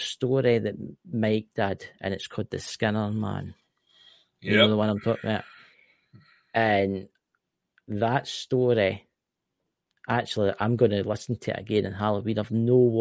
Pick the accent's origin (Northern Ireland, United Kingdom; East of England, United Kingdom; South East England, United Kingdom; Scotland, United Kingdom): Scotland, United Kingdom; I'm Scottish